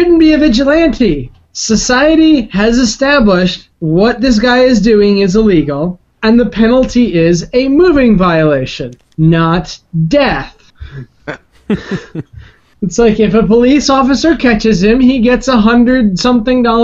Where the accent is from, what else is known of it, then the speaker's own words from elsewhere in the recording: United States; I'm only American